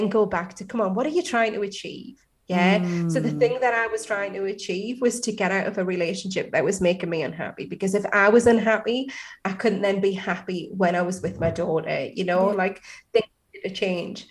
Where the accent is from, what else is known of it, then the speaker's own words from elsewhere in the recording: Newcastle upon Tyne, North East England, United Kingdom; accent: Geordie; I'm from Newcastle